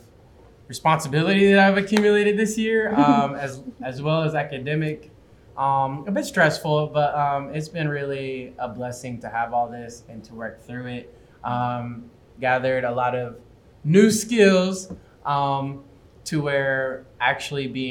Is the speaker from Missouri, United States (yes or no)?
yes; Kansas City, Missouri, United States; I'm a fourth year here at Rockhurst, and I'm from Kansas City